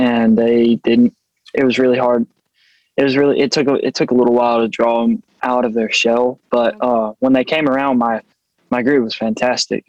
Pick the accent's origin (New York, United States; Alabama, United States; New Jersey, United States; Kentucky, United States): Alabama, United States; Thorsby; Thorsby, Alabama